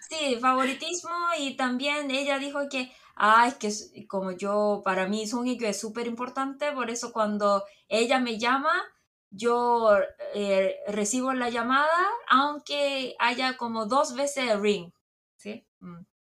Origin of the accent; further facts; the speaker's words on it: South Korea; Spanish is a second language; como yo estoy en Corea y como soy coreana